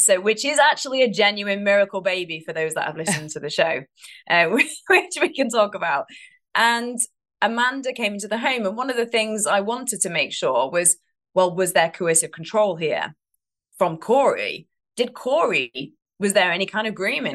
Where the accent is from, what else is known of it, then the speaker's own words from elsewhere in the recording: United Kingdom; now in United States; I am British